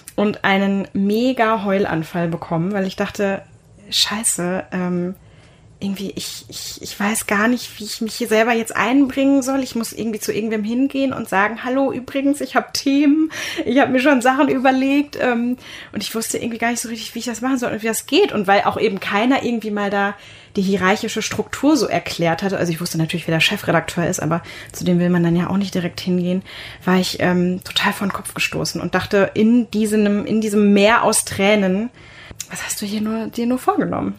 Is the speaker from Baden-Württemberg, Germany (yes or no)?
no; Münster, North Rhine-Westphalia, Germany; ich bin in Münster geboren, also ich kannte die Stadt auch ganz gut